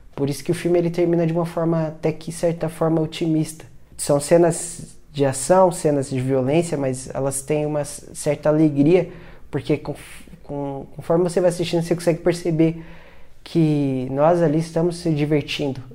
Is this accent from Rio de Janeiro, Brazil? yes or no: no; São Paulo, Brazil; eu sou da Zona Sul de São Paulo